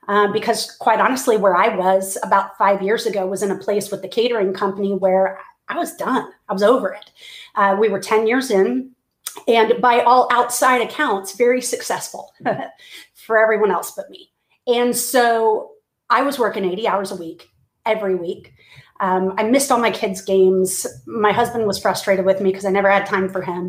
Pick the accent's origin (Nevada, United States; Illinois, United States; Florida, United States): Florida, United States; Clearwater; moved away as an adult; now in Texas, United States; I'm originally from Clearwater, Florida, and but I live in Texas, have now for about 20 years, and grew up in Florida as a pastor's kid